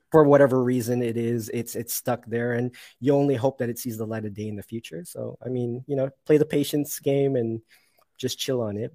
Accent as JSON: {"language": "English", "town": "Toronto", "region": "Ontario", "country": "Canada", "also_born_or_lived": "Mississauga", "said": "I'm from Toronto, but I'm in a city called Mississauga"}